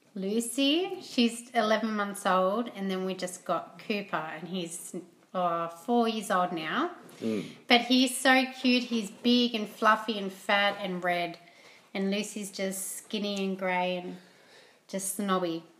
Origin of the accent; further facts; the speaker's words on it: Port Macquarie, New South Wales, Australia; moved away; also born or lived in Blacktown / Mount Druitt; I grew up in Port Macquarie and um, small beachy town, which I love. It's still home to me.